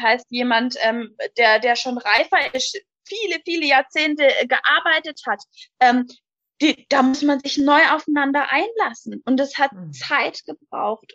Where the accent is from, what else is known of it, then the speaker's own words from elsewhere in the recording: High Rhine, on the Swiss border, Baden-Württemberg, Germany; Ich komme vom schönen Hochrhein an der Schweizer Grenze